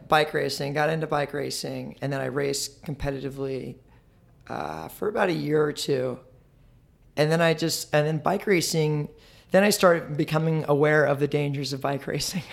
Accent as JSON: {"language": "English", "town": "Marietta", "region": "Georgia", "country": "United States", "tie": "born or raised there", "also_born_or_lived": "Ohio", "said": "I was born in Ohio, raised in Georgia, Marietta, Georgia"}